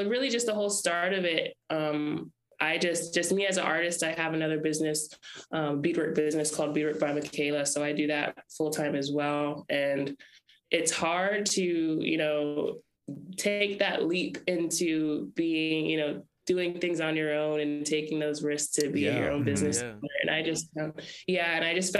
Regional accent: Lapwai, Idaho, United States; We're all Nimi Poo from, you know, Lapway, Idaho

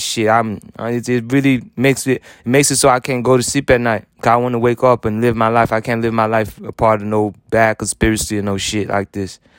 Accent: Haiti; moved away; I was born rich in Haiti

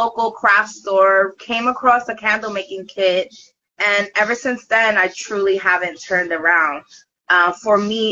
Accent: Brooklyn, New York, United States; I'm from Brooklyn

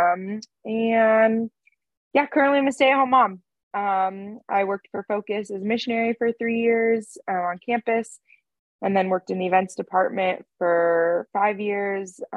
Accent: California, United States; moved away as an adult; also born or lived in Santa Barbara, California; now in Nashville, United States; I was born and raised in California

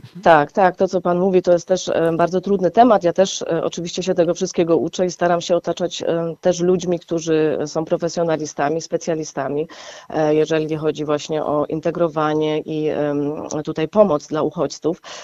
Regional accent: Gliwice, Silesian Voivodeship, Poland; pochodzę z Łabęd, tak? Ja tam e, się po prostu wychowywałam

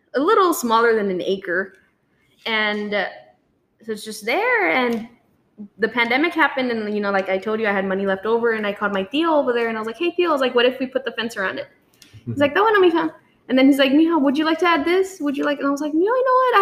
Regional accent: Somerset, Texas, United States; I'm from Somerset

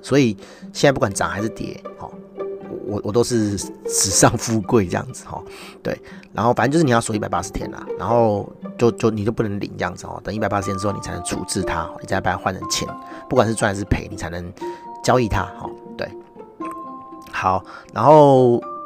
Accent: Taiwan; 我是台湾人

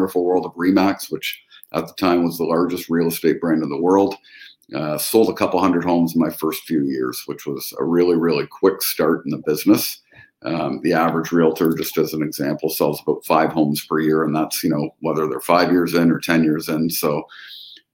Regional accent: London, Ontario, Canada; I was born and raised up here in London, Ontario, Canada, which is 90 minutes in between Toronto and Detroit

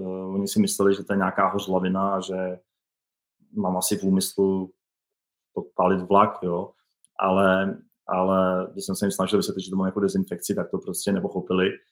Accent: České Budějovice, South Bohemian Region, Czechia; já jsem z Českých Budějovic

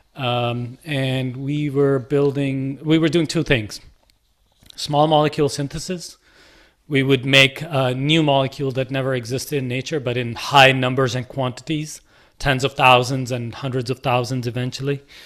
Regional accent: Lahore, Punjab, Pakistan; moved away; my journey from a kid in Lahore to, uh, coming here

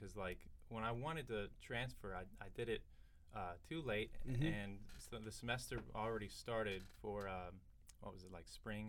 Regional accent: Duluth, Georgia, United States; moved away as an adult; I'm from Duluth, Georgia.

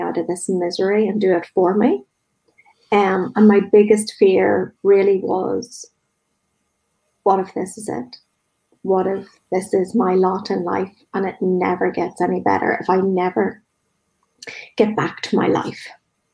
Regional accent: Northern Ireland, United Kingdom; growing up in Northern Ireland

